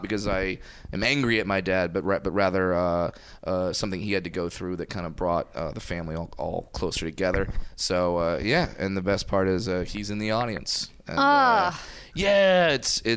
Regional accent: Fullerton, California, United States; I'm from Orange County

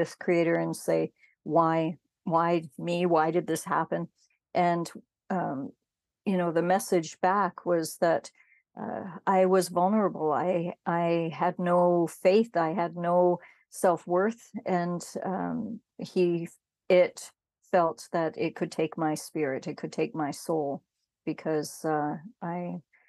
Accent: Canada; I'm Métis from Canada

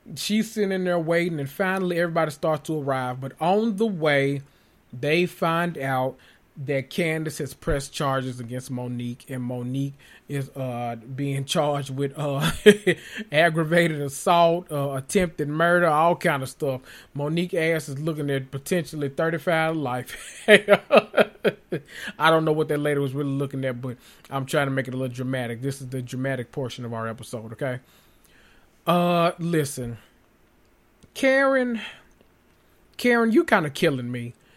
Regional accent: Memphis, Tennessee, United States; I'm from North Memphis.

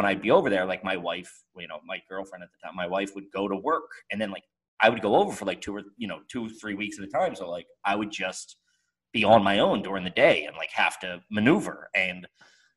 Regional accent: United States; I'm American. I'm not leaving America

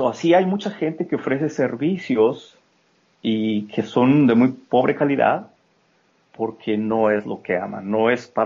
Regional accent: Mexico; moved away as an adult; now in United States; cuando yo me vine de México a Estados Unidos salí corriendo porque me iban a meter a la cárcel

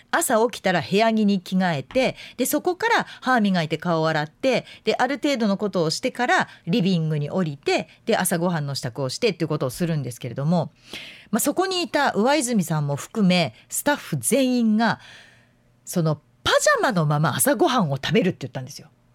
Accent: Yamanashi, Japan; moved away; 私のふるさと、まあ、山梨県なんですけれども甲府盆地があるので

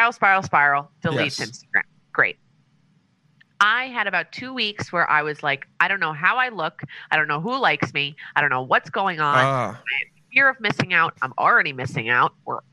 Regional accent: New York, United States; now in Southern California, United States

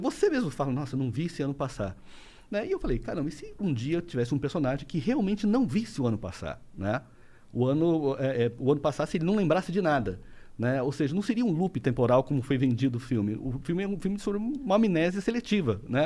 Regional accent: interior of São Paulo state, Brazil; now in Rio de Janeiro, Brazil; eu sou paulista do interior, mas eu moro no Rio já há 25 anos

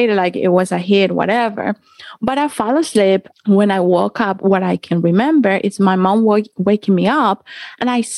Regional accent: Cali, Valle del Cauca, Colombia; I grew up in Colombia. I'm from Colombia, from Cali

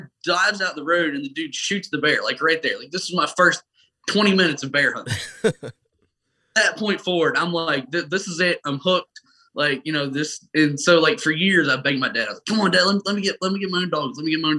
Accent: Pennsylvania, United States; born there; I was born in Pennsylvania. We deer hunted up there.

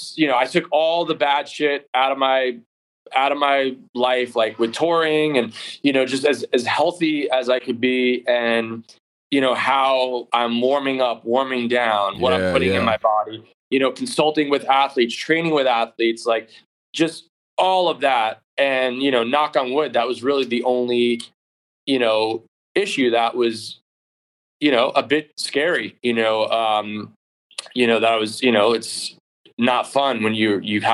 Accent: New York, United States; moved away; also born or lived in California; I grew up in New York in a basement.

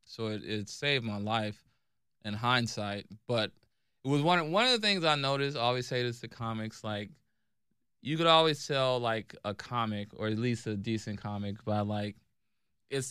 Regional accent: Cleveland, Ohio, United States; growing up in Cleveland

